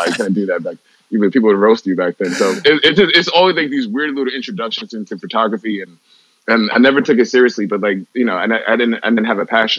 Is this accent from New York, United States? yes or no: yes; New York, United States; Growing up in New York